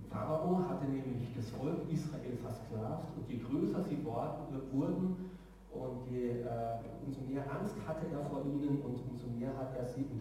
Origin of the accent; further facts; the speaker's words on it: Karlsruhe, Baden-Württemberg, Germany; In meiner Heimat in Karlsruhe wird nicht der 10. Oktober gefeiert, weil es für die dort keine Bedeutung hat.